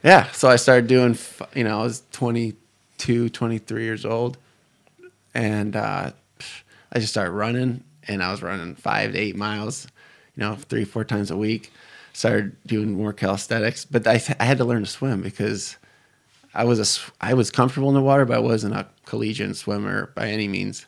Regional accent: Detroit, Michigan, United States; I'm from the Detroit area. I grew up, um, around Lake Saint Clair

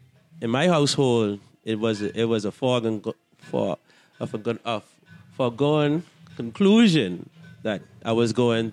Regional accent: Nassau, New Providence, Bahamas; moved away as an adult; now in Atlanta, United States; we do that very well as Bahamians.

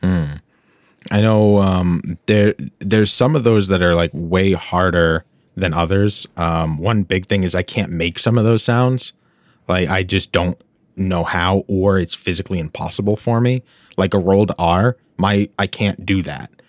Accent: United States; I'm, I'm American.

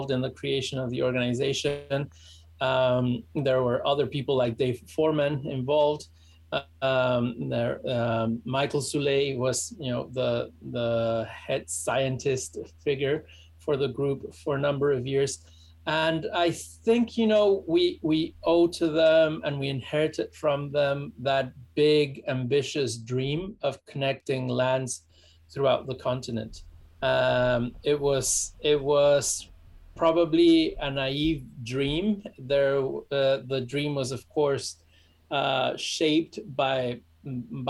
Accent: Mexico City, Mexico; English is a second language; moved away as an adult; now in Hermosillo, Mexico; I'm from Mexico City, from a town called Xochimilco inside of Mexico City

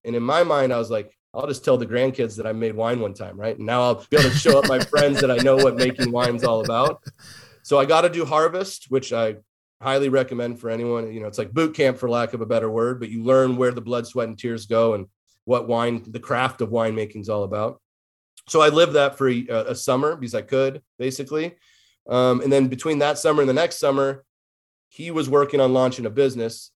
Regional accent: Davis, California, United States; moved away as an adult; also born or lived in San Luis Obispo, California / Orange County, California / Los Angeles, California; now in Portland, United States; I was born and raised in Davis, California

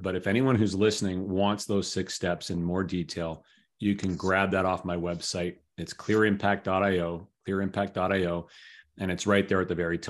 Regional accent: Toronto, Ontario, Canada; living in the city center that I grew up in Toronto.

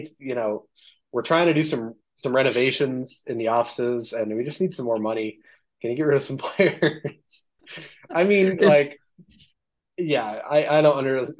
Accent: Utah, United States; we're both from Utah.

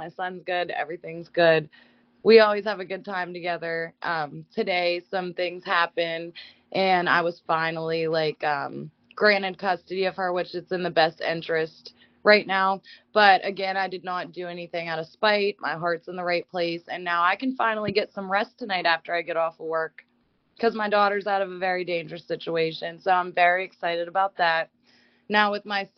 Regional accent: Bellaire, Ohio, United States; also born or lived in Pensacola, Florida / Waycross, Georgia; I've been like from Bel-Air ever since first grade

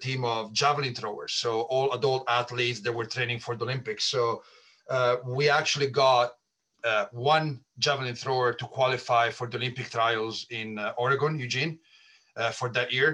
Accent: Italy; moved away as an adult; now in United States; I was born and raised in Italy, so pretty far away from the United States.

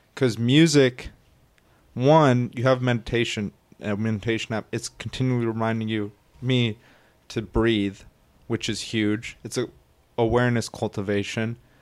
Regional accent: United States; we as Americans

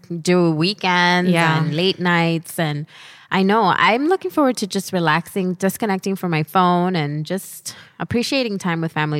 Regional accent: Miami, Florida, United States; Yeah. I'm from Miami. What are you going to do?

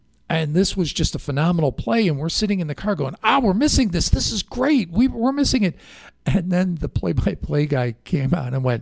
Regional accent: Chicago, Illinois, United States; growing up in Chicago

